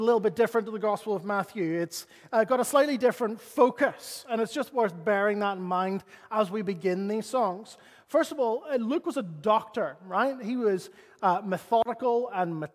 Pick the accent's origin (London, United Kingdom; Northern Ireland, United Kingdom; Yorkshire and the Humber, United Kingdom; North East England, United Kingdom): Northern Ireland, United Kingdom; As a Northern Irish person